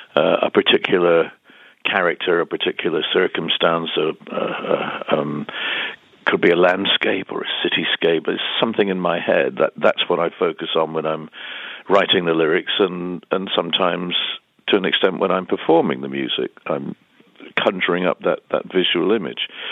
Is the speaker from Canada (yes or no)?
no; United Kingdom; we as British